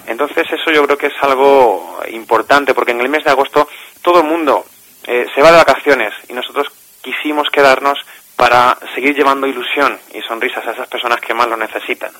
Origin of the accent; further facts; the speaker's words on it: Cádiz, Andalusia, Spain; moved away as an adult; now in Alicante, Spain; nací en Cádiz hace ya unos añitos